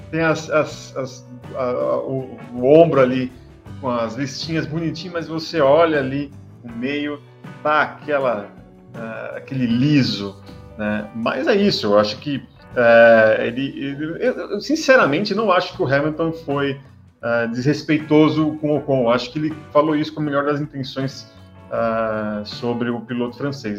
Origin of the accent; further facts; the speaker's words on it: São Paulo, Brazil; Eu sou de São Paulo, então eu falo bolacha